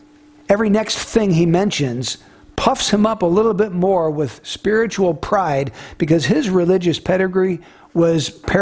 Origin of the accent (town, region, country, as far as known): United States